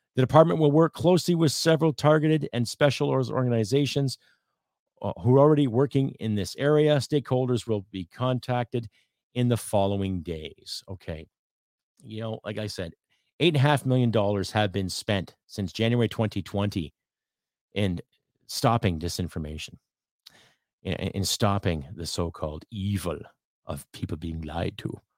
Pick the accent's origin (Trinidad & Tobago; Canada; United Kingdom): Canada; I'm a Canadian